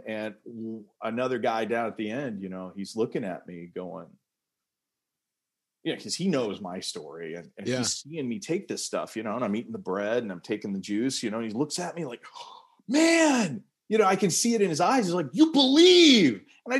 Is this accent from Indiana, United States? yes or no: no; California, United States; born there; also born or lived in North Carolina / Iowa; I was born in California. We moved all over the place.